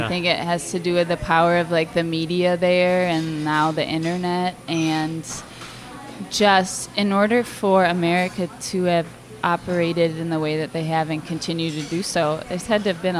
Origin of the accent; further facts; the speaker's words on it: outside Chicago, Illinois, United States; moved away as an adult; now in Toronto, Canada; I'm from outside Chicago.